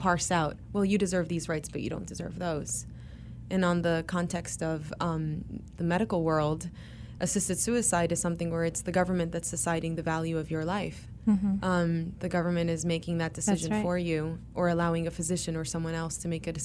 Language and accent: English; Mexico; now in United States; I'm very proud to be Mexican